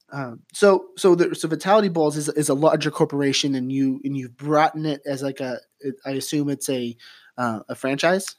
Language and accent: English; St. Helens, Oregon, United States; now in Eugene, United States; from Saint Helens, Rainier, Oregon